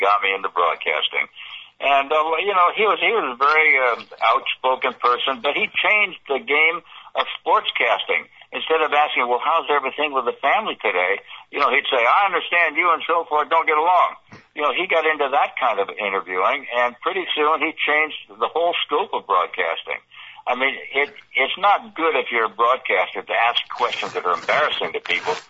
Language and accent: English; West Coast, United States; moved away as an adult; also born or lived in New York; I'm from the West Coast